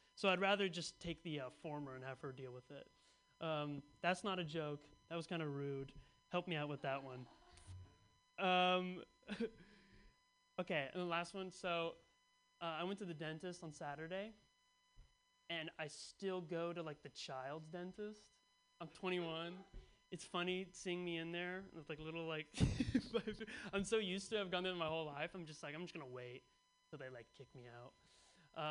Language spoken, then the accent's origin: English; Bay Area, California, United States; born or raised there